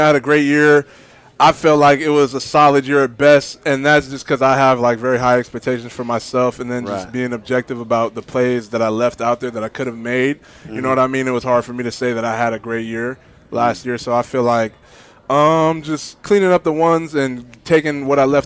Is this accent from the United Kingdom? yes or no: no; Oregon, United States; Oregon, I'm not from Cali. I would say West Coast